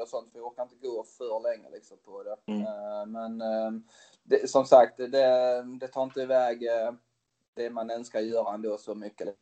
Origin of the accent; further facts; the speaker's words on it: Tyringe, Skåne, Sweden; also born or lived in Switzerland; jag är uppväxt i Tyringe som är en liten ort utanför uh, Hässleholm